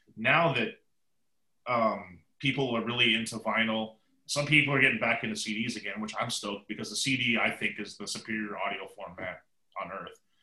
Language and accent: English; Seattle, Washington, United States; born or raised there